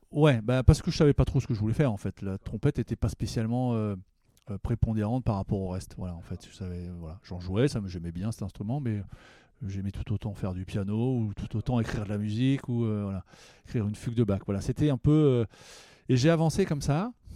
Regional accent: Herblay-sur-Seine, Île-de-France, France; je viens d'Herblay, euh, une ville qui s'appelle Herblay-sur-Seine maintenant

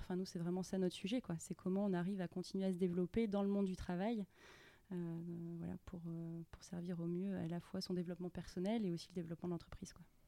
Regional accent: Grasse, Provence-Alpes-Côte d'Azur, France; moved away as an adult; also born or lived in Nice / Montreal; je suis originaire de, de Grasse, dans les Alpes-Maritimes

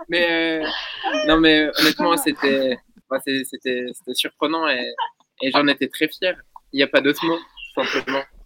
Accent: Vosges, Grand Est, France; je viens des Vosges

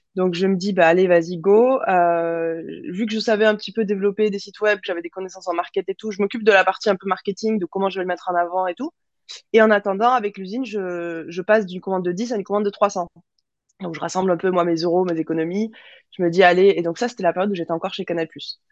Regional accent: Toulouse, Occitania, France; also born or lived in Melbourne; en grandissant à Toulouse

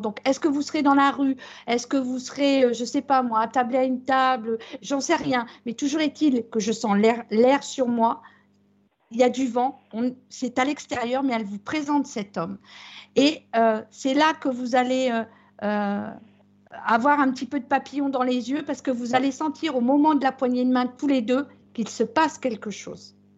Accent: Brittany, France; chez nous en Bretagne

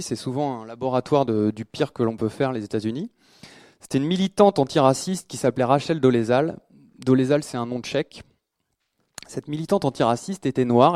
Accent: France; en tant que Français

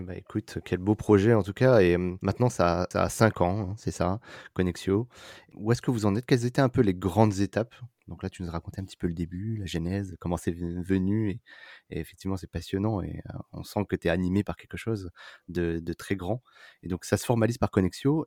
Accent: France; les Français natifs

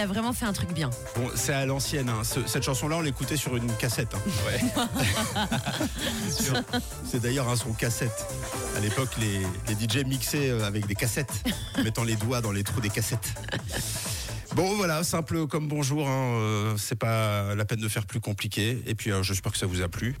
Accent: Switzerland; chez nous, en Suisse

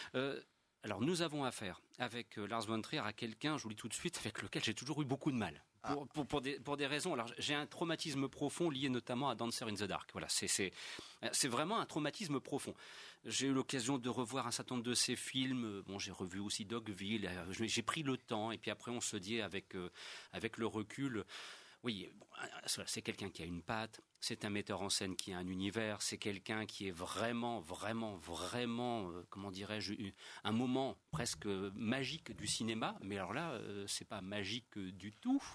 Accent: France; je suis un Français qui se respecte

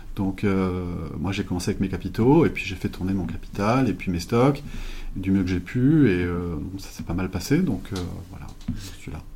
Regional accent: Limoges, Nouvelle-Aquitaine, France; j'ai grandi à Limoges

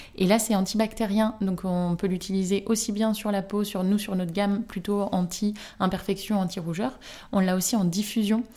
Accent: near Rennes, Brittany, France; now in Nantes, France; j'habite à Nantes, j'ai grandi à côté de Rennes, dans une petite ville

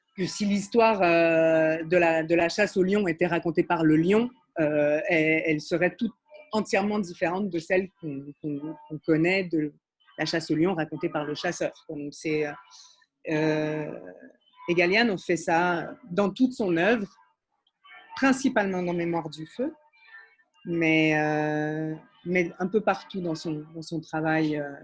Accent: Montreal, Quebec, Canada; also born or lived in Paris, France; je suis montréalaise, ça s'entend pas toujours

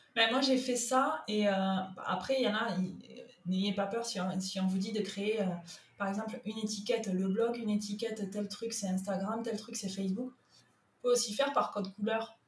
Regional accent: Toulouse, Occitania, France; accent: southern; moved away as an adult; now in Sète, France; Mon accent me trahit, il est du sud. Non. Euh, moi je suis un produit local toulousain

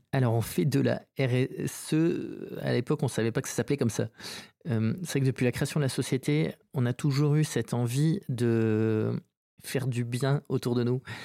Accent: Saint-Jean-de-Luz, Nouvelle-Aquitaine, France; moved away as an adult; also born or lived in Bayonne / Paris / New York; je suis né à Bayonne et j'ai vécu toute mon enfance à Saint-Jean-de-Luz

